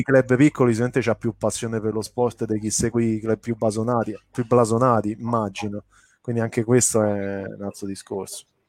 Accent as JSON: {"language": "Italian", "town": "Rome", "region": "Lazio", "country": "Italy", "tie": "born or raised there", "said": "son cresciuto a Roma"}